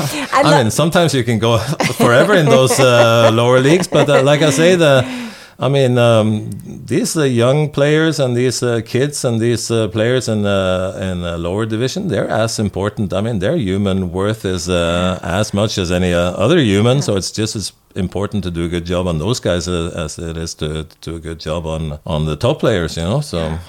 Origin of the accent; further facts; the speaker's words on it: Norway; English is a second language; kids in my hometown. I was lucky though. When I graduated from school, I was put in practice in we have a mandatory internship for a year in Norway